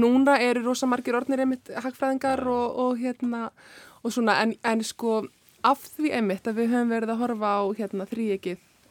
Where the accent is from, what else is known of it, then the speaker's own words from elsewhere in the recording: Iceland; við erum náttúrulega Íslendingar sko, sérstaklega sem erum hérna fætt og, og uppalinn